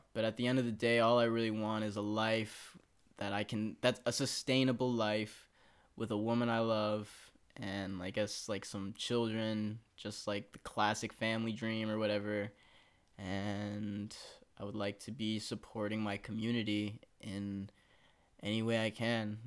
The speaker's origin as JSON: {"language": "English", "region": "Texas", "country": "United States", "moved": "yes", "lives_now": "Los Angeles, United States", "said": "I'm from Texas"}